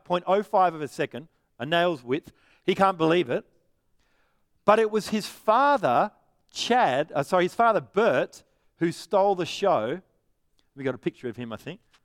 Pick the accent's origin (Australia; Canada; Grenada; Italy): Australia; Perth, Western Australia; I'm from Perth.